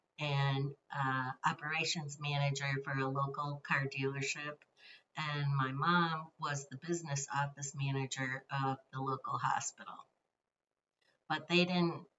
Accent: southern Michigan, United States; I was born and raised in southern Michigan.

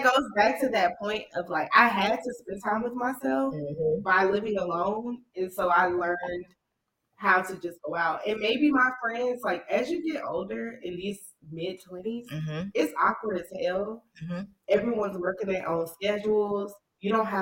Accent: New York, United States; growing up in New York

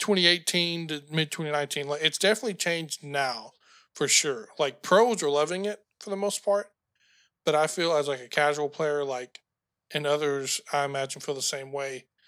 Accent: United States; being an American

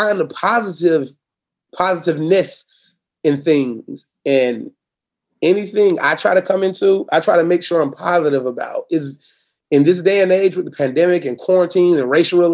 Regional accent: Florida, United States; Born and raised in Florida. Never want to leave it.

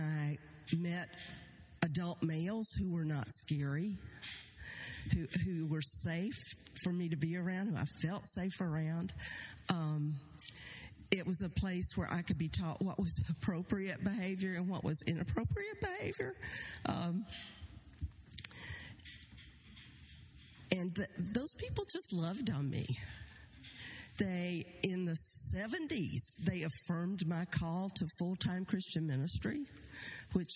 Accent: Oak Ridge, Tennessee, United States; I was born in Oak Ridge, Tennessee

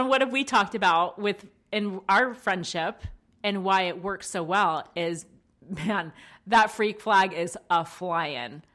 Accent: East Coast, United States; we're both from the East Coast

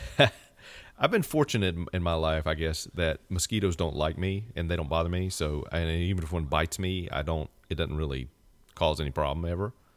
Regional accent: the South, United States; I'm born and raised in the South

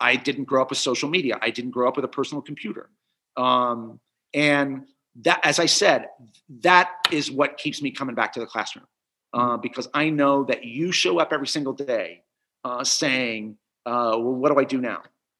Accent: Cincinnati, Ohio, United States; I remember watching that in some sort of state park in Indiana, because I grew up in Cincinnati

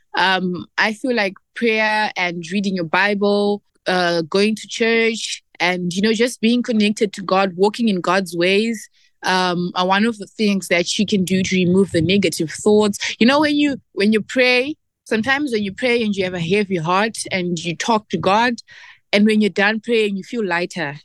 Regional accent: Zimbabwe; we, Zimbabwean women

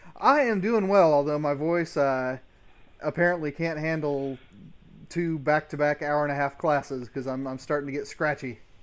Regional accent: Midwest, United States; I grew up in the Midwest in the nineteen eighties

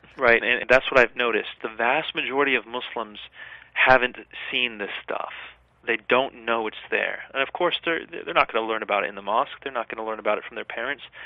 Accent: United States; as a child growing up in the West

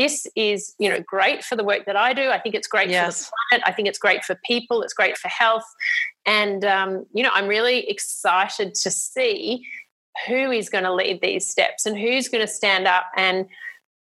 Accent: Australia; I was very lucky as an Australian

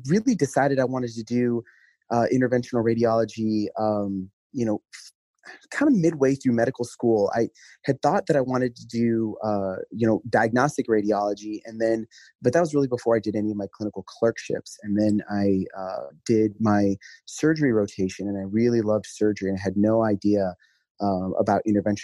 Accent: South Dakota, United States; moved away; I'm from South Dakota originally, and so that's where I did medical school

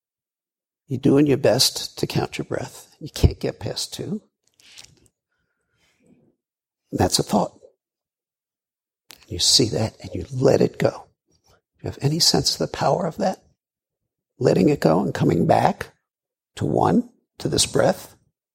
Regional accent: New York City, New York, United States; moved away; also born or lived in Colorado; I grew up in Brooklyn

